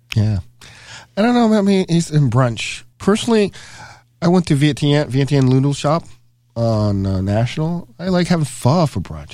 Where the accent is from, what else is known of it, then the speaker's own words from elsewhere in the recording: the South, United States; now in Milwaukee, United States; growing up in the South